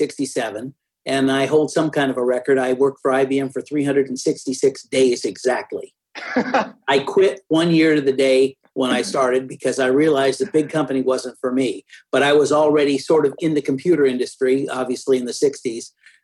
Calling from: Texas, United States; I'm in a suburb of Dallas, Texas.

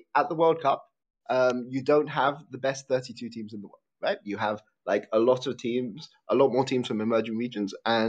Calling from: Netherlands; Hi, I'm calling from the Netherlands.

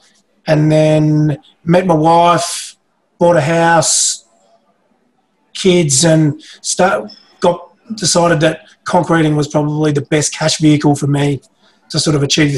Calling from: Geelong, Victoria, Australia; We're Geelong. Warm ponds in Geelong.

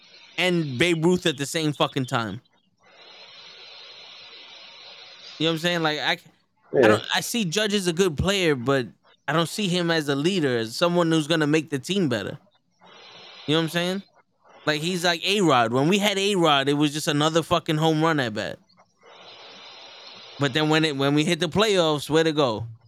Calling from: Brooklyn, New York, United States; Yeah, I'm watching from the Brooklyn.

